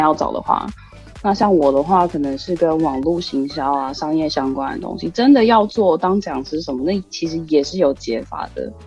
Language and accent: Chinese; Taiwan; now in Tokyo, Japan; 我台湾人